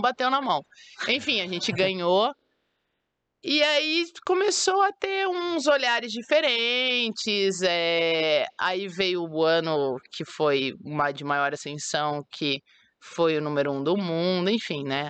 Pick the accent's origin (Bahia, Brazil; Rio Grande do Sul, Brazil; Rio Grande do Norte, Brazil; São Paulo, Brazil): São Paulo, Brazil; Sumaré; moved away as an adult; also born or lived in Rio de Janeiro; minha, minha cidade natal é Sumaré, interior de São Paulo